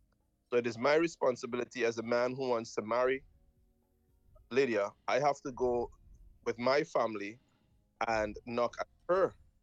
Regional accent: Trinidad & Tobago; also born or lived in Jamaica; I was born in Jamaica, I was raised in Trinidad, so I have quite a...

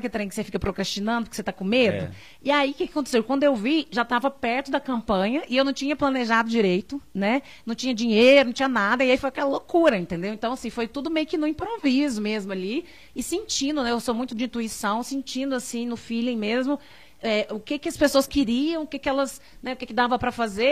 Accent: Divinópolis, Minas Gerais, Brazil; also born or lived in Brasília; minha cidade

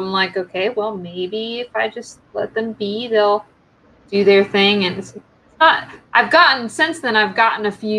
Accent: Western North Carolina, United States; I grew up in Western North Carolina

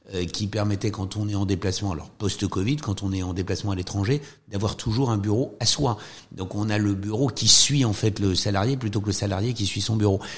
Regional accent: France; quand on est français, quand on vient du système français

